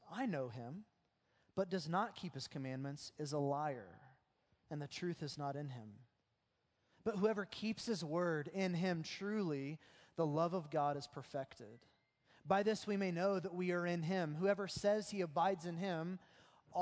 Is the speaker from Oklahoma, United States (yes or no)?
yes; Oklahoma, United States; the way that we grew up in Oklahoma